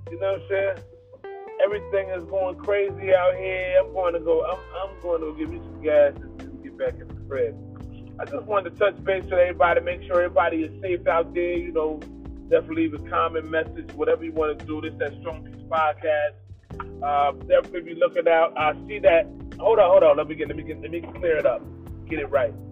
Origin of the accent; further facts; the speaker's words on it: Trenton, New Jersey, United States; I'm from Trenton, New Jersey.